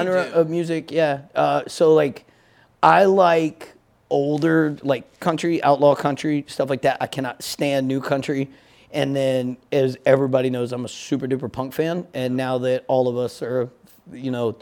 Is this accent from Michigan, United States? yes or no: no; Bogalusa, Louisiana, United States; also born or lived in Texas / Virginia; now in Amissville, Virginia, United States; I was actually born in Texas, but we left when I was really young, and I grew up in Bogalusa, Louisiana, and from there, bounced back and forth from Virginia to Louisiana.